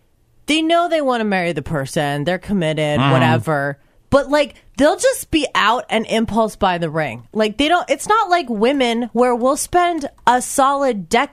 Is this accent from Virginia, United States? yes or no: no; Washington, United States; moved away as an adult; now in Iowa, United States; I'm like, Washington.